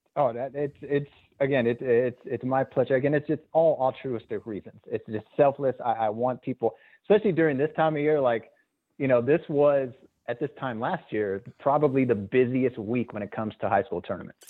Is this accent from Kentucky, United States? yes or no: no; Azusa, California, United States; growing up in Azusa with my Azusa roots